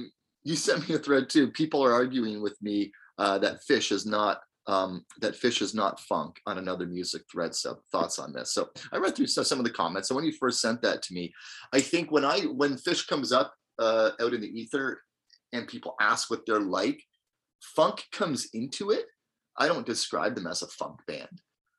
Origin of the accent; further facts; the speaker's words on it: Wisconsin, United States; I don't know, man. I'm from Wisconsin. New England is weird.